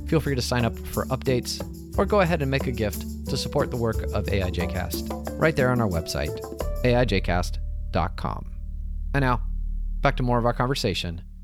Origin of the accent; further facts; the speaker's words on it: Atlanta, Georgia, United States; me being born in Atlanta